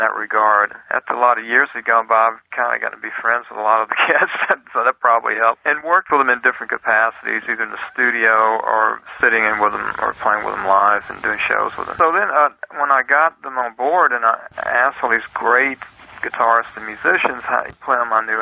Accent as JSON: {"language": "English", "region": "South Louisiana", "country": "United States", "tie": "born or raised there", "also_born_or_lived": "Canton, Mississippi", "said": "I was born in Canton, Mississippi, and all of my family is originally from northern Mississippi. And we moved to South Louisiana in 1958, and that's where I was raised"}